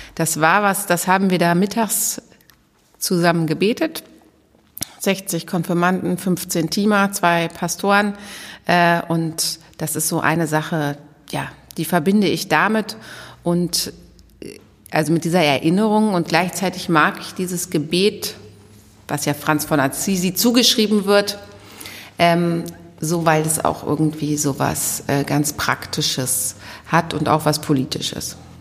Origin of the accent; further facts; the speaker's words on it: Goslar, Lower Saxony, Germany; moved away as an adult; also born or lived in Dortmund / Berlin / Münster / Bielefeld; now in Herford, Germany; aufgewachsen bin ich in Goslar am Harz